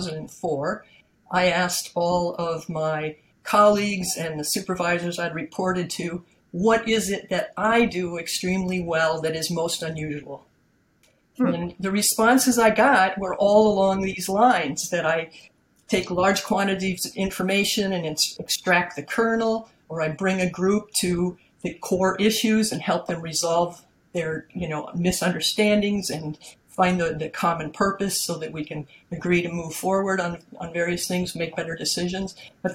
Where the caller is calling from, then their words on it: Peterborough, New Hampshire, United States; I'm calling in from Peterborough, New Hampshire.